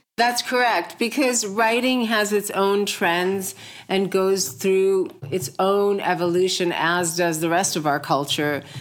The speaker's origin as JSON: {"language": "English", "region": "New York", "country": "United States", "tie": "born or raised there", "also_born_or_lived": "India", "said": "I came here from India when I was four, and I've been raised pretty much in America, mostly in New York"}